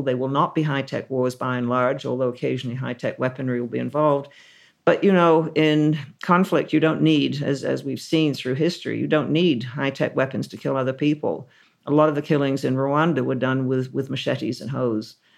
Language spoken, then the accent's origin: English; Canada; now in United Kingdom; as a Canadian